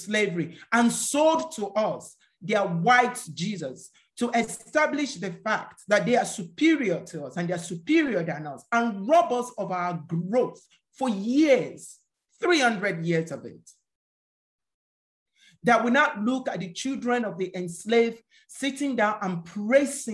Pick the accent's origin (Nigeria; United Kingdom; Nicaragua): Nigeria; We live in a country where more than 80% of the citizens cannot feed themselves